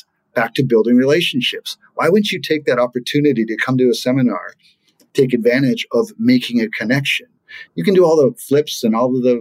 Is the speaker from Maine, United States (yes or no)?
yes; Maine, United States; So I grew up in Maine